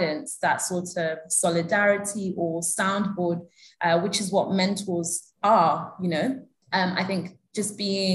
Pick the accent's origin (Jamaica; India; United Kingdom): United Kingdom; moved away as an adult; also born or lived in Kenya; now in Abuja, Nigeria; the diaspora Nigerians that I grew up with in the UK